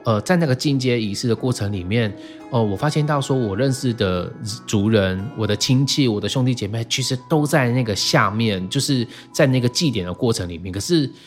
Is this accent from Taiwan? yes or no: yes; Taiwan; also born or lived in Jinlun, Taitung / Taichung; now in Taitung, Taiwan; 我从小在城市长大嘛，我嗯爸妈其实很早就把我们带到城市去